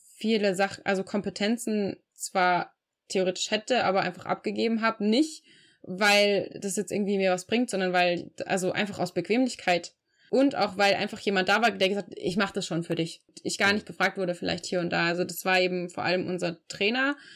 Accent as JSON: {"language": "German", "town": "Regensburg", "region": "Bavaria", "country": "Germany", "tie": "born or raised there", "also_born_or_lived": "Frankfurt", "said": "meiner Heimatstadt Regensburg"}